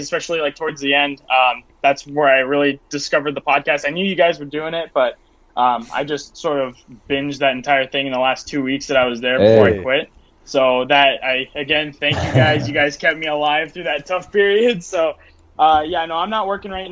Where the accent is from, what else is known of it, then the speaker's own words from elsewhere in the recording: Las Vegas, Nevada, United States; I was born and raised in Las Vegas